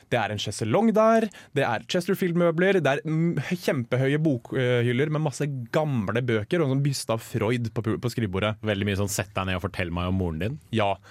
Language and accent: Norwegian; Oslo, Norway; Vi har en tannlege på Røa, som er der jeg kommer fra